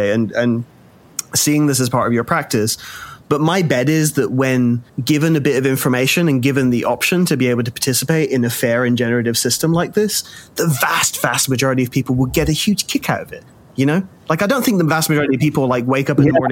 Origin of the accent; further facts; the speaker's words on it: Birmingham, West Midlands, United Kingdom; I was born in Birmingham, England